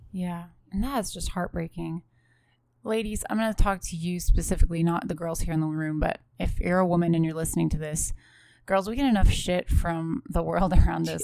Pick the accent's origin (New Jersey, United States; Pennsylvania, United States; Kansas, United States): Pennsylvania, United States; Western; I come from Western Pennsylvania, so there's lots of farm animals